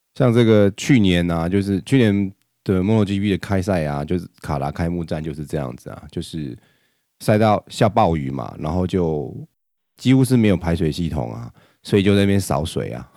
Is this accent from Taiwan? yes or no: yes; Taiwan; 我们台湾人